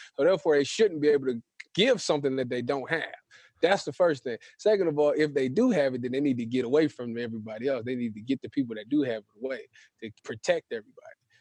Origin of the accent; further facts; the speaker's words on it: Cleveland, Ohio, United States; I'm from Cleveland, so I'm a Browns fan